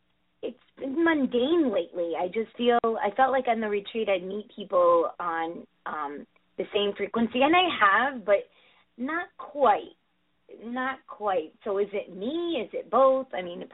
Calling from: Connecticut, United States; Hey, hi, this is Amy from Connecticut.

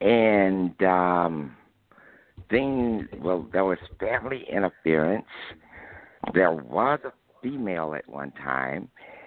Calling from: Alabama, United States

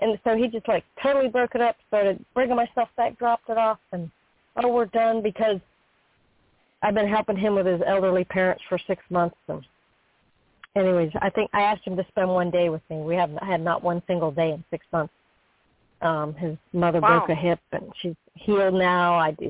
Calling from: Florida, United States; I'm calling from Florida.

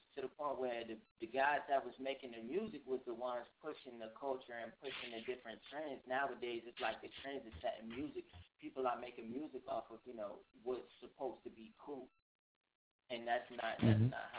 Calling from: Richmond, Virginia, United States; I'm calling straight from Richmond, Virginia, live in the heart of the city. 804, we here.

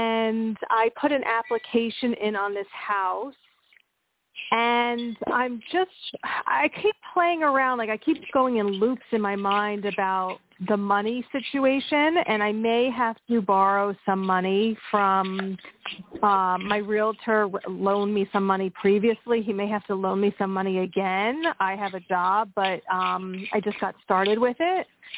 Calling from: Pennsylvania, United States

